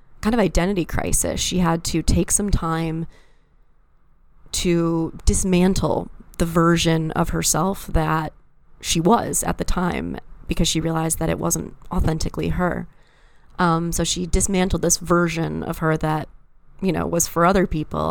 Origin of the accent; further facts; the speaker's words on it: East Lansing, Michigan, United States; my hometown of East Lansing, Michigan